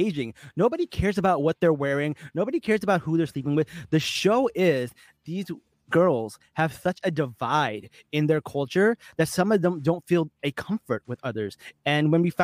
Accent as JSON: {"language": "English", "town": "Newark", "region": "New Jersey", "country": "United States", "tie": "born or raised there", "moved": "as an adult", "said": "I grew up in Newark, New Jersey. I was there till I was like 20"}